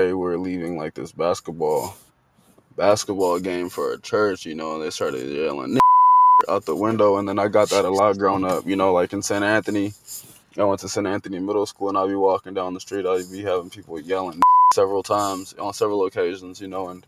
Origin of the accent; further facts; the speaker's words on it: Liberia; also born or lived in Guinea; now in United States; I was technically born in Guinea, but I'm Liberian. I was born in Guinea because there was a civil war going on in Liberia